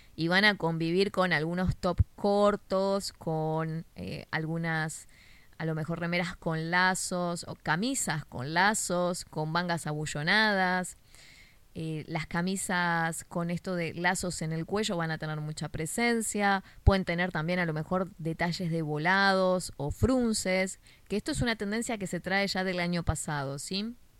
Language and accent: Spanish; Argentina; Si sos de Argentina, como yo